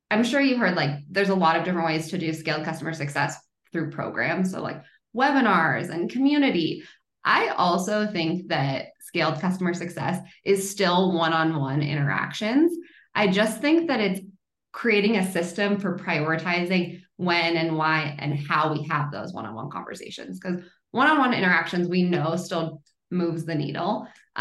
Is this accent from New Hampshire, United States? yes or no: no; Boulder, Colorado, United States; now in Denver, United States; I'm actually from Boulder, so one of those rare Colorado natives, but I've been in Denver for the past like 12 years